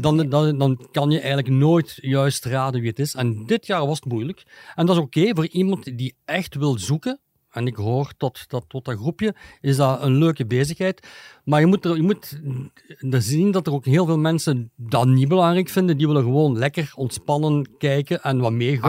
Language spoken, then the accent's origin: Dutch; Leuven, Flanders, Belgium; ik ben van Leuven